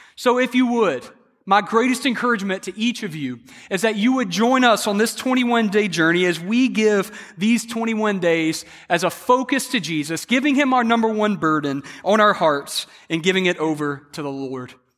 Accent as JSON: {"language": "English", "region": "South Carolina", "country": "United States", "tie": "born or raised there", "said": "I was raised in South Carolina, so I'm a big Clemson fan"}